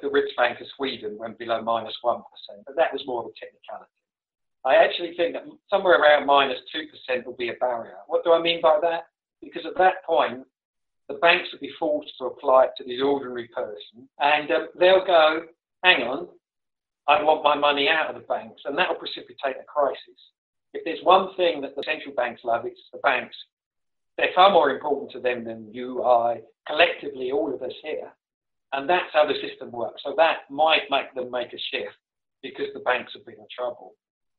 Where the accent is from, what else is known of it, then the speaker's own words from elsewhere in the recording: United Kingdom; My home country, the UK